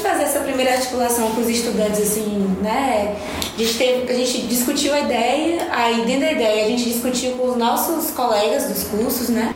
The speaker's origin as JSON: {"language": "Portuguese", "region": "Bahia", "country": "Brazil", "said": "sou baiana"}